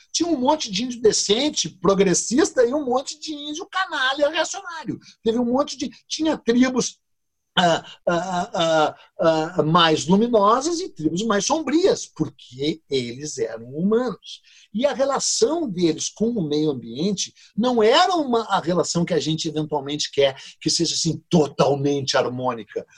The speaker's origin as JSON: {"language": "Portuguese", "country": "Brazil", "said": "Quem somos nós brasileiros?"}